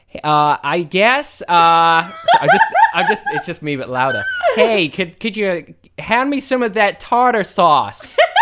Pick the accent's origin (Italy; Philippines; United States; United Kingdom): United Kingdom; London; I'm from London.